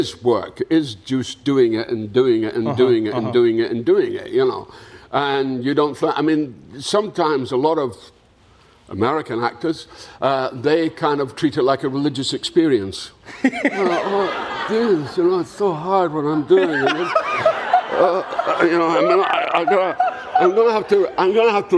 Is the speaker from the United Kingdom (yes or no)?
yes; Dundee, Scotland, United Kingdom; moved away; I was back in my hometown of Dundee in Scotland